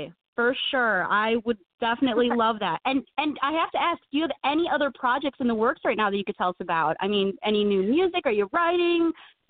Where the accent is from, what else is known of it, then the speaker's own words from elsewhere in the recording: Illinois, United States; We're from Illinois.